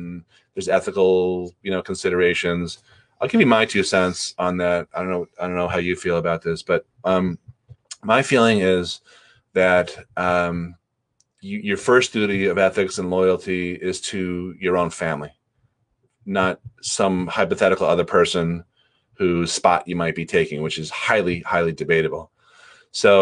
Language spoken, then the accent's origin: English; Newton, Massachusetts, United States; my hometown, Newton, Mass, there's two colleges there